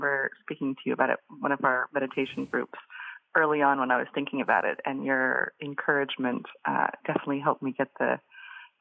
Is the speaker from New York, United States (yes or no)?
no; Boise, Idaho, United States; moved away; I was living growing up in Boise, Idaho